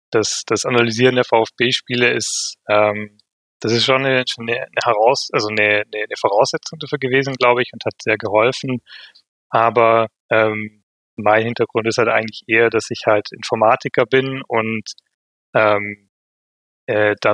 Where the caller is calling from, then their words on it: Vienna, Austria; aus, äh, aus dem sehr schönen Wien